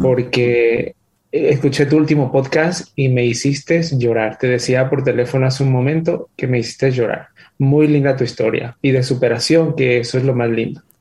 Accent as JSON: {"language": "Spanish", "town": "Villahermosa", "region": "Tabasco", "country": "Mexico", "tie": "born or raised there", "also_born_or_lived": "Dallas/Fort Worth, Texas", "moved": "yes", "lives_now": "Dallas, United States", "said": "Soy originario de Villahermosa, Tabasco."}